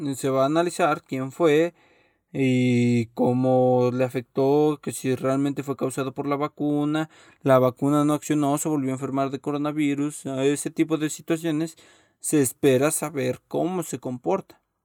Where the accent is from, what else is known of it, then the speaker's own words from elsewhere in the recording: Mexico; soy mexicano